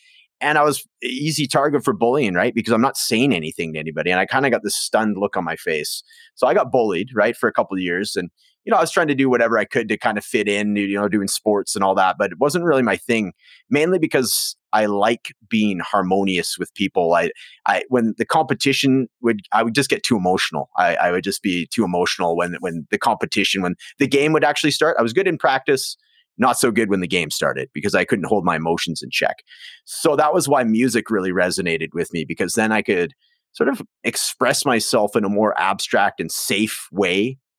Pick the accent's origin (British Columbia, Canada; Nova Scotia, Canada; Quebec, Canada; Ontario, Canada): British Columbia, Canada; Prince George; So I grew up in Prince George, British Columbia. So it's like the northern capital. So about 70,000 people, very isolated. It's kind of a logger town, blue collar, lots of nature around.